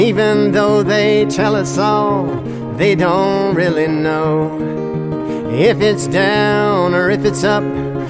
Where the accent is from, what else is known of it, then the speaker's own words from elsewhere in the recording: the Bible Belt, the South, United States; I am a Southern boy, and so I grew up in the Bible Belt